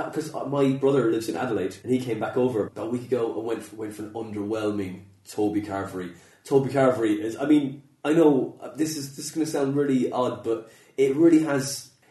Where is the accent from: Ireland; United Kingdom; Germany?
Ireland; Skibbereen, Munster; And, okay. And where'd you live? Milnville, Skibbereen, County Cork.